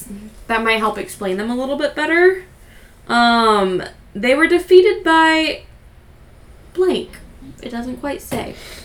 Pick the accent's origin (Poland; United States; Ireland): Ireland; Well, we're from Ireland.